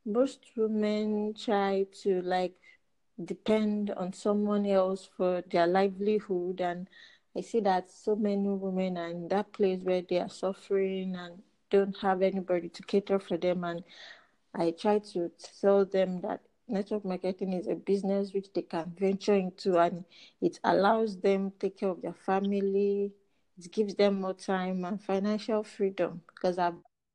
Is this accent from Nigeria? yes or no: yes; Nigeria; from Nigeria.